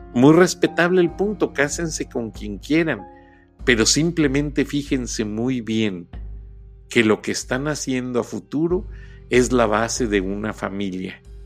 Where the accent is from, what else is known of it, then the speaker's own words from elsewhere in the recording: Mexico; como muchos mexicanos. Somos mestizos